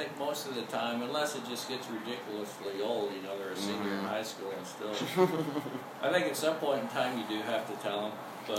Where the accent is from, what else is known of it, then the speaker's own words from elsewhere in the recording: Midwest, United States; moved away; I grew up in the Midwest where there's actually snow.